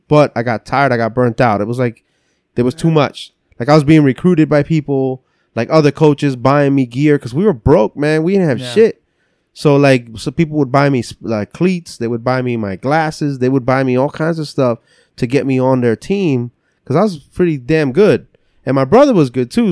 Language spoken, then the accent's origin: English; West New York, New Jersey, United States; first language English; also born or lived in Lancaster, Pennsylvania; now in Pennsylvania, United States; I grew up in North Jersey, so. uh West New York, New Jersey.